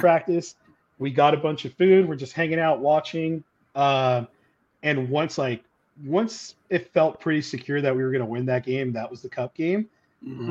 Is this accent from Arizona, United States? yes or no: no; Orange County, California, United States; that was my hometown